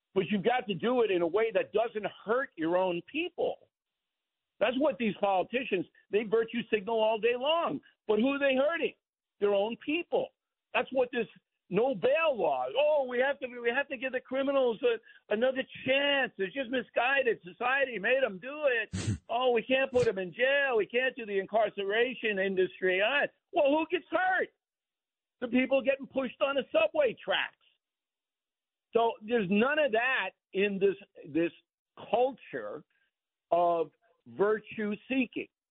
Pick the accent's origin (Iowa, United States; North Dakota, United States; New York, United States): New York, United States; Levittown; I was raised in Levittown